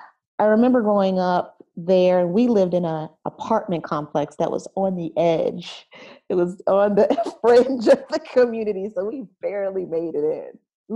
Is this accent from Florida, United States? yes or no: no; Camden, New Jersey, United States; also born or lived in Philadelphia, Pennsylvania; So I am originally from Camden, New Jersey, which is right outside of Philadelphia. And when I was growing up in Camden in the 80s, I was born in the late 70s, but I grew up there in the 80s.